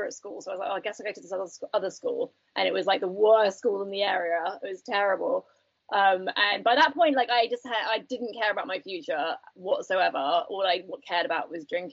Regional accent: United Kingdom; I grew up just outside London

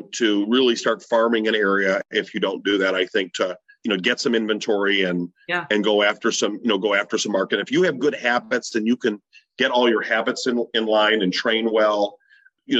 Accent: Chicago, Illinois, United States; I'm from Chicago

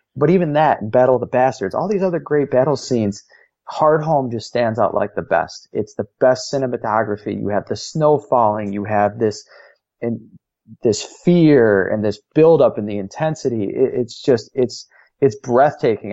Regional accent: Chicago, Illinois, United States; I'm from Chicago.

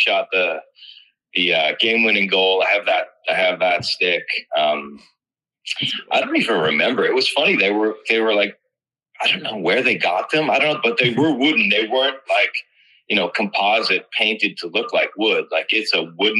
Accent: Massachusetts, United States; I grew up in Massachusetts

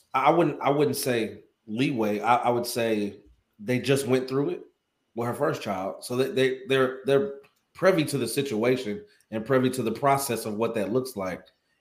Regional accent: Atlanta, Georgia, United States; like I grew up here in Atlanta.

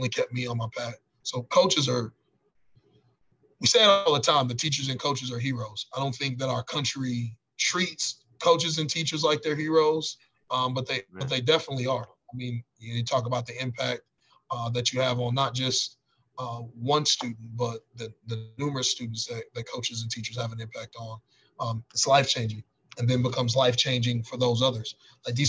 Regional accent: Fort Worth, Texas, United States; I was a lucky one of the kids I grew up with in Fort Worth

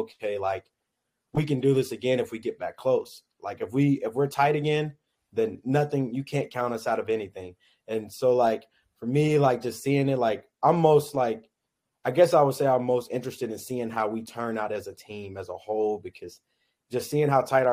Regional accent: Kansas City, Kansas, United States; I'm from the Kansas City area, which is closer to KU. So I grew up watching KU

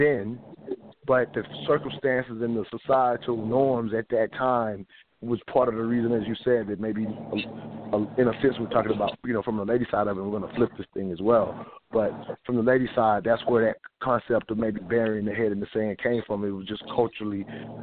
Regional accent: the South, United States; growing up in the South

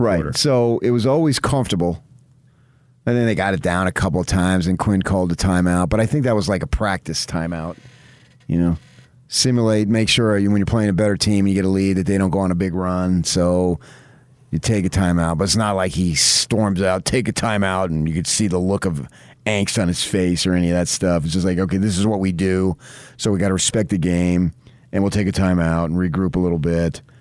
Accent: Utah, United States; knew I was from Utah

